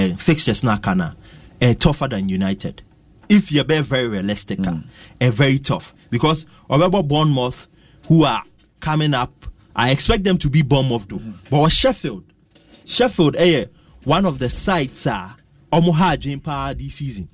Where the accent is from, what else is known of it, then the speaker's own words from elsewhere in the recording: Ghana; we're a Ghanaian